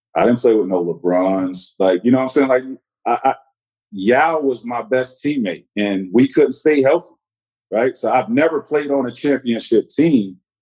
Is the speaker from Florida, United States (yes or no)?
yes; Central Florida, United States; moved away as an adult; a Central Florida kid